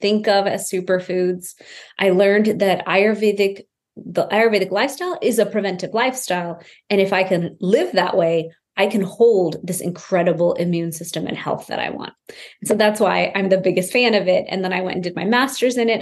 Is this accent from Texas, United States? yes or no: yes; Houston, Texas, United States; I grew up in Houston, Texas to this immigrant family.